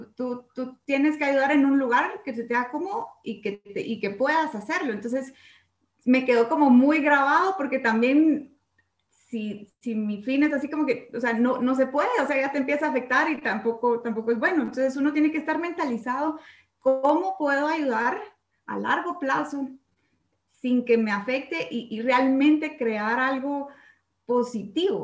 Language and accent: Spanish; Guatemala; como chapines